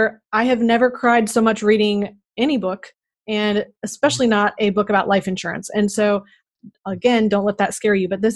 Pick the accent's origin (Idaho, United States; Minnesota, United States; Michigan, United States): Minnesota, United States; Moose Lake; moved away; I grew up in Minnesota, and I realize that 18,000 is actually very large compared to some cities. I think, I can't even remember how many. I think our town had 1,800. And I lived there, we put in the second stoplight.